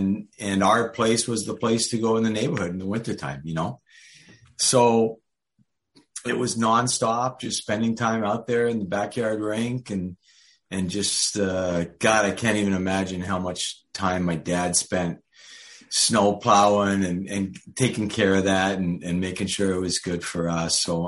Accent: Montreal, Quebec, Canada; now in United States; I grew up in Montreal. A lot of people, since I've been in the States here for about 25 years, a lot of people think I'm American, but I'm really Canadian. And I grew up in Montreal

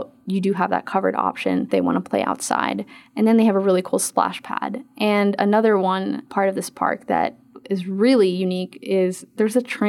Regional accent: Philippines; moved away; I'm from the Philippines

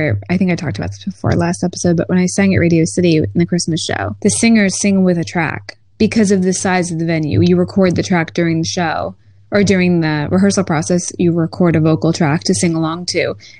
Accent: New York, United States; accent: New York

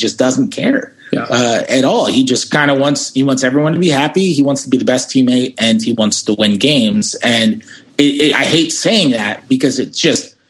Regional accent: New York, United States; I'm from New York

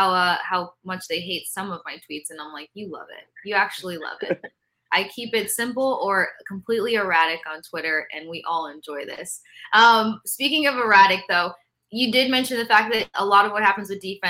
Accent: Tampa, Florida, United States; I grew up in Tampa.

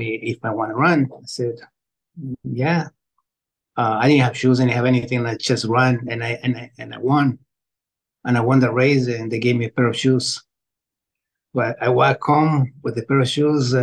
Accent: Quito, Pichincha, Ecuador; moved away; I was born in Quito, Ecuador, in the barrio La Tola 65 years ago.

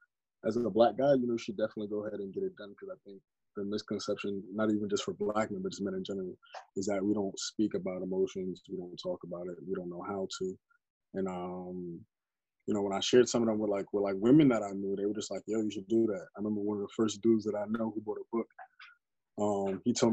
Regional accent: New York, United States; moved away as an adult; also born or lived in Pennsylvania; So I'm originally from New York. I was living in Pennsylvania for a while, working out there

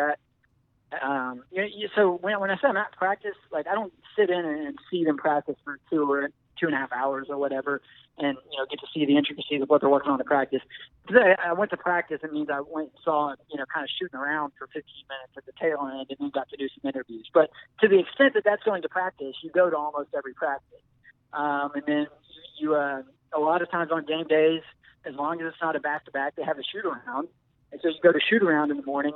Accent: Memphis, Tennessee, United States; also born or lived in Chattanooga; I grew up in Memphis. I grew up following the Grizzlies

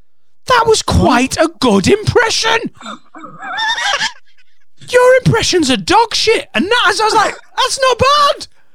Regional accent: Newcastle upon Tyne, North East England, United Kingdom; Newcastle upon Tyne.

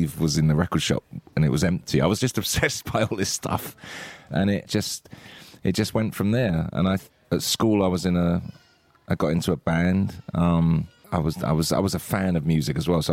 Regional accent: Hartley, South East England, United Kingdom; also born or lived in Dartford / Gravesend; I grew up in Kent and I was in a village actually called Hartley

